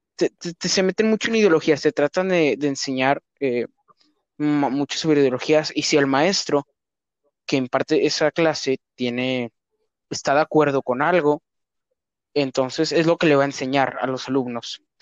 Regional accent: Mexico; en mi país, en México

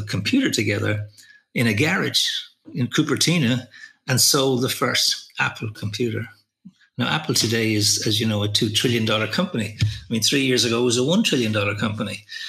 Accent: Dublin, Leinster, Ireland; moved away as an adult; also born or lived in Sydney, Australia / London; But I'm from Dublin, born, educated, school, college here.

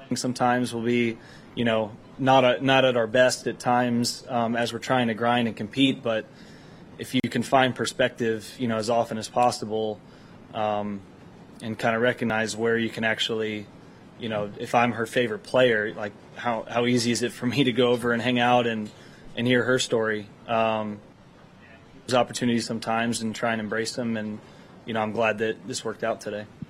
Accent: Texas, United States; being a Texan

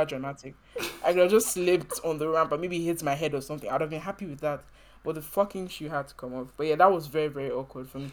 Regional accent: Nigeria; I'm coming from Nigeria

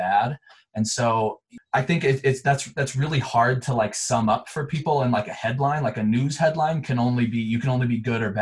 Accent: Montrose, Colorado, United States; also born or lived in Chicago area, Illinois; I was actually born in a small town right outside of Chicago, and I moved to another small town in Colorado called Montrose, which is where I grew up and went to high school

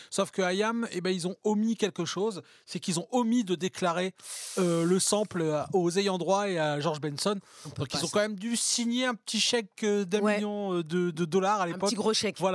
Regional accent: Paris, Île-de-France, France; Je suis parisienne, je suis

